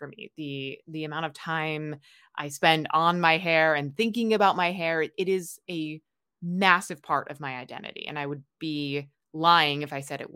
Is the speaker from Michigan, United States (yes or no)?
no; New York, United States; now in Hawaii, United States; I grew up in New York